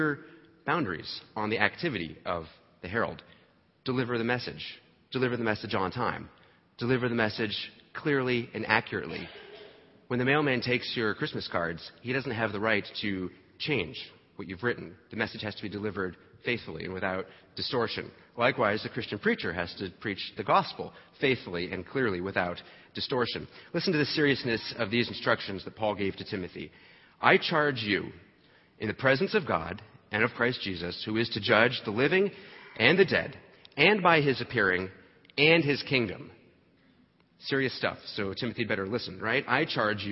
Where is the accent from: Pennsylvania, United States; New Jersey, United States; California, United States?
New Jersey, United States; I grew up in New Jersey